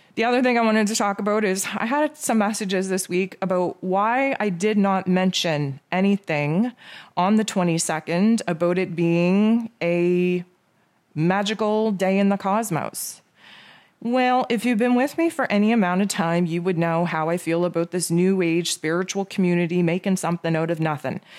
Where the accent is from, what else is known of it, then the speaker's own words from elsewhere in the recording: Canada; I am Canadian, so Thanksgiving for me was back in October